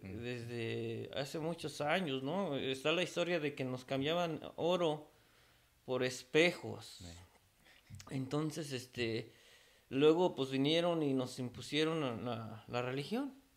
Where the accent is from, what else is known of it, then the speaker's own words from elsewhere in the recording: Mexico City, Mexico; now in United States; soy de la Ciudad de México